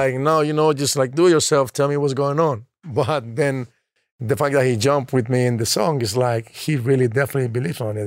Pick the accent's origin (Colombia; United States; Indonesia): Colombia; I'm from Colombia